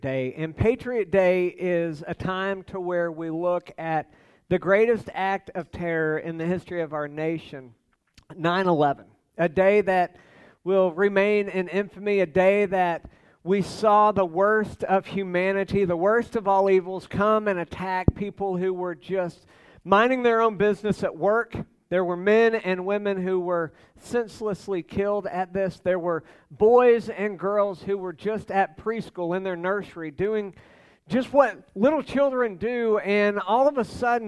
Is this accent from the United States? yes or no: yes; United States